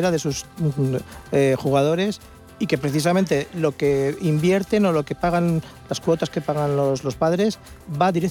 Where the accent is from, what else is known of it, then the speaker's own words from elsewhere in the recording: Valdemoro, Community of Madrid, Spain; Valdemoro, que es mi mm. pueblo. Hombre, yo quiero a mi pueblo mucho